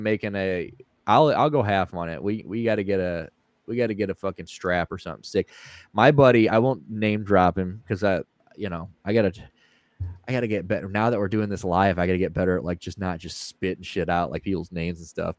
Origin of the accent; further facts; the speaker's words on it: St. Louis, Missouri, United States; I am from St. Louis. We're all originally from St. Louis. Uh, I'm the only one that's still in St. Louis